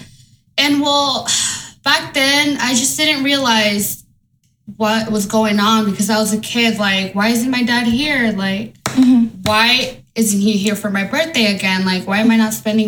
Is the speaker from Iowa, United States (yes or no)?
yes; Marshalltown, Iowa, United States; also born or lived in Santa Paula, California; I was born in Santa Paula, California, but then shortly, of course, moved over here to Marshalltown, Iowa